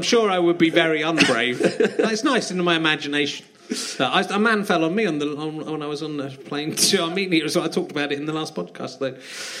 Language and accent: English; Cheddar, South West England, United Kingdom; born or raised there